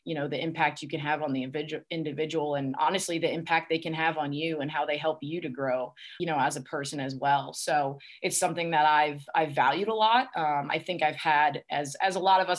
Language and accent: English; Easton, Pennsylvania, United States; from Easton, Pennsylvania. I love my hometown.